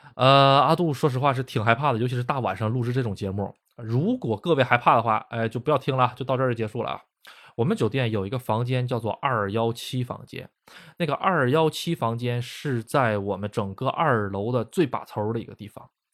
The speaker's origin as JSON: {"language": "Chinese", "country": "China", "moved": "yes", "lives_now": "Japan", "said": "我是中国人"}